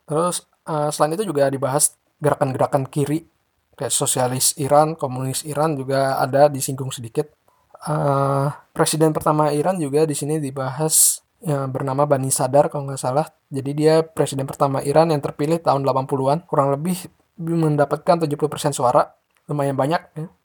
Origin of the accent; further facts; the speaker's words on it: Tangerang, Banten, Indonesia; Halo Kepo Buku, eh … aku dari Tangerang.